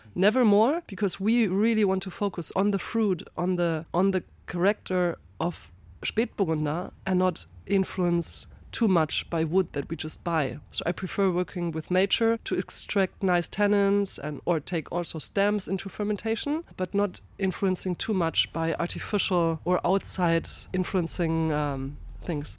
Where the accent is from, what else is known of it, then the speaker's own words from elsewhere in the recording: Ingelheim, Rhineland-Palatinate, Germany; I'm from Rheinhessen, from the very northern part in that region, from Ingelheim.